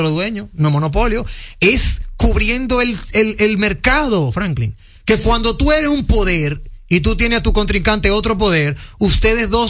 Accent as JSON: {"language": "Spanish", "country": "Dominican Republic", "said": "nosotros somos dominicanos."}